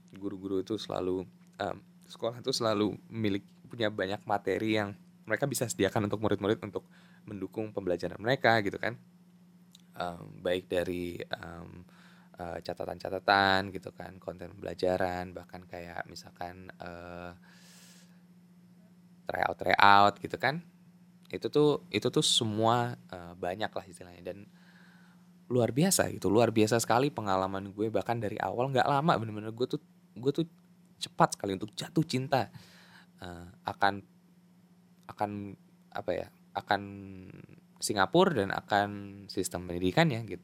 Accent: Jakarta, Indonesia; gue kayak datang dari DKI Jakarta aja

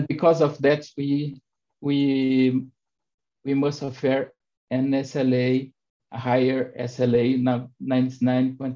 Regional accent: Brazil; I'm from Brazil

